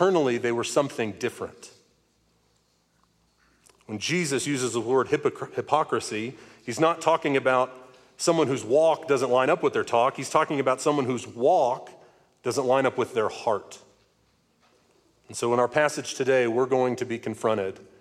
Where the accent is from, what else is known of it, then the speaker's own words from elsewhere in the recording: Northwest Arkansas, United States; I'm from Northwest Arkansas, so we don't get a ton of snow